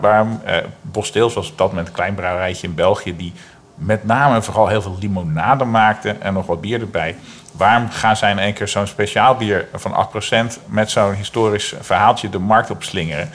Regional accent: Gorinchem, South Holland, Netherlands; also born or lived in Utrecht; mijn geboortestad Gorkum, wat ook weer een vestingstad is

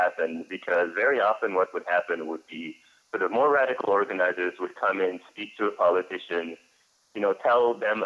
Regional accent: Senegal; now in Syracuse, United States; I'm originally from Senegal. I'm an undocumented activist from Senegal

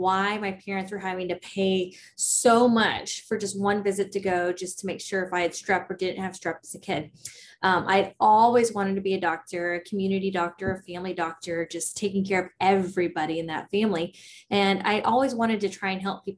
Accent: Prosper, Texas, United States; I grew up in a small little town called Prosper

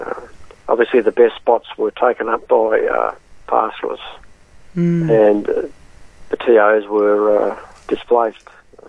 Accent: Western Victoria, Australia; moved away as an adult; also born or lived in Northern Territory; I grew up in Western Victoria, Japarong country, the area which I've returned to now

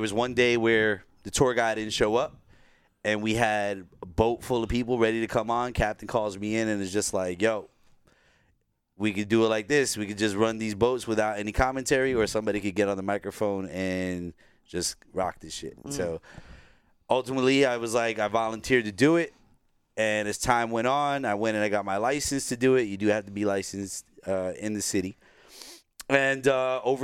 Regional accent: New York City, New York, United States; born and raised in Brooklyn. Second generation. Grandparents came from Puerto Rico.

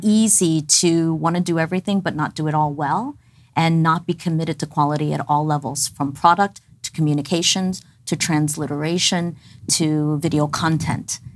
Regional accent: New York City, New York, United States; moved away as an adult; also born or lived in Dallas, Texas; My family and I immigrated when I was ten months old. I was raised in New York City, went through the whole New York City public school system

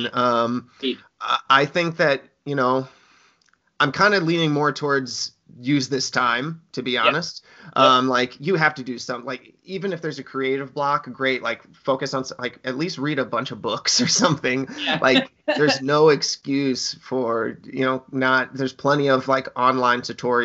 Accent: Springfield, Illinois, United States; moved away; I grew up around Springfield, Illinois

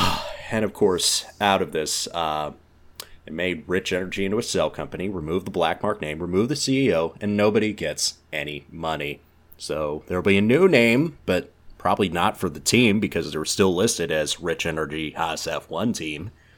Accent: Alabama, United States; as a product of Alabama Common Core education

